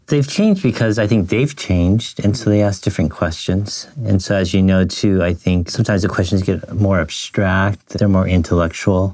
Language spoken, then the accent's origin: English; United States; I'm a third generation Japanese American.